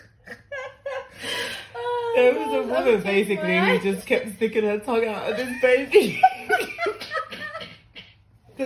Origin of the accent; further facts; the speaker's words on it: London, United Kingdom; we're from South London, so Surrey Keys is our local.